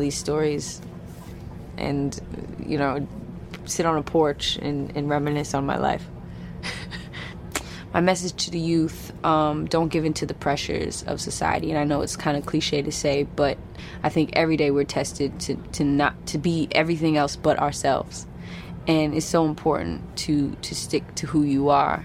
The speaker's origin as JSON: {"language": "English", "area": "Bay Area", "region": "California", "country": "United States", "tie": "born or raised there", "said": "my hometown in the Bay Area"}